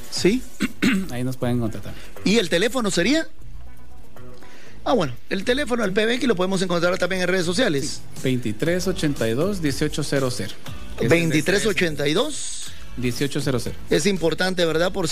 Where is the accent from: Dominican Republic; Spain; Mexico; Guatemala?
Guatemala; Guatemala, aquí, hablamos chapín, español.